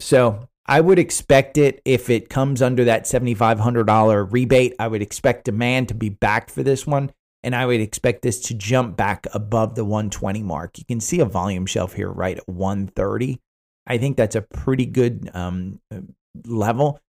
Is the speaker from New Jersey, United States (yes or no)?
yes; New Jersey, United States; growing up in New Jersey